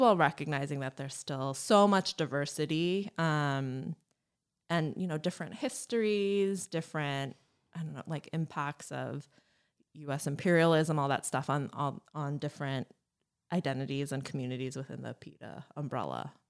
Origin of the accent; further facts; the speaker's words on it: East Brunswick, New Jersey, United States; moved away as an adult; now in Chicago, United States; I was from East Brunswick